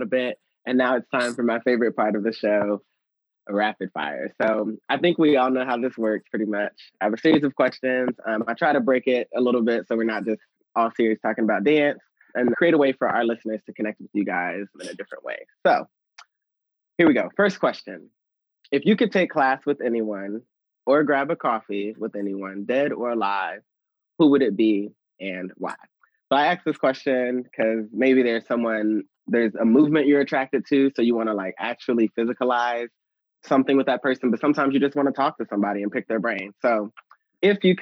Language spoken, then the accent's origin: English; Dallas, Texas, United States; I'm from Dallas